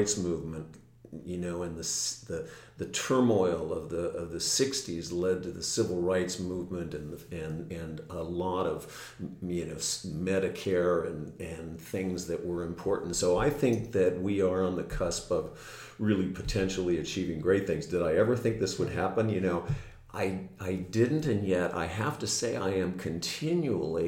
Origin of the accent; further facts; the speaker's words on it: Camarillo, California, United States; now in Santa Barbara, United States; I grew up in Camarillo